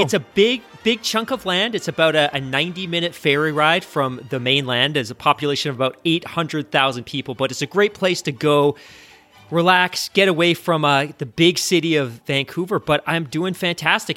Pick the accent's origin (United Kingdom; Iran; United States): United Kingdom; moved away; I'm British. I grew up in the U K like you did